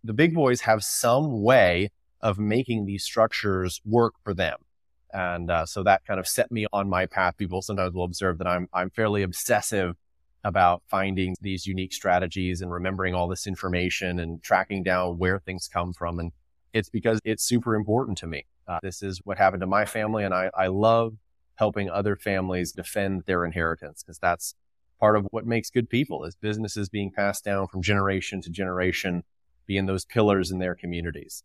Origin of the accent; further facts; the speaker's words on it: California, United States; I grew up in the People's Republic of California, and my family were fourth generation dairy farmers